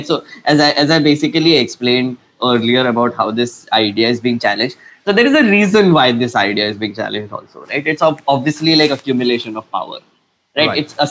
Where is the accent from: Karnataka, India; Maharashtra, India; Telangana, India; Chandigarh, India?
Maharashtra, India; Nagpur; I'm from Nagpur.